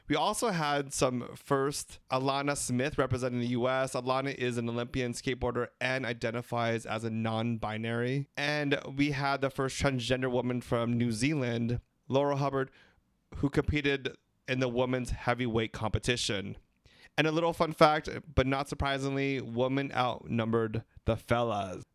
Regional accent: Philippines; We're three Filipino gay guys

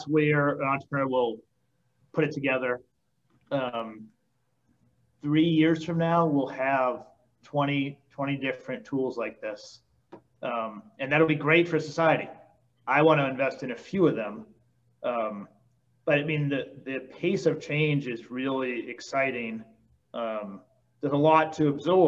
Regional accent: Boston, Massachusetts, United States; now in Nashville, United States; I grew up in Boston and here in Tennessee.

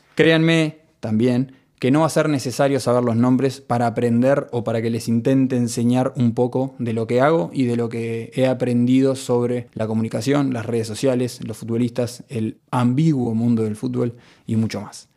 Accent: Montevideo, Uruguay; Amo este país, amo haber nacido acá y amo vivir acá

